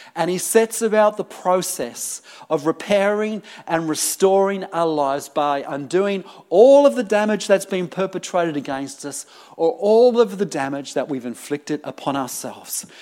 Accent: United Kingdom; also born or lived in Sydney, New South Wales, Australia; now in Melbourne, Australia; I grew up in the UK

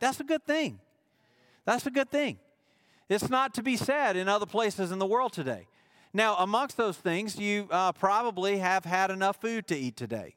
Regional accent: Mississippi, United States; he chose to plant me in the state of Mississippi

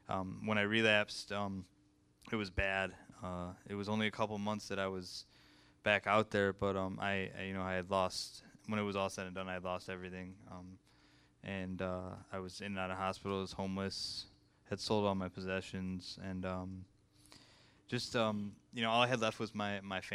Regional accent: Livonia, Michigan, United States; I was born and raised in Livonia, Michigan.

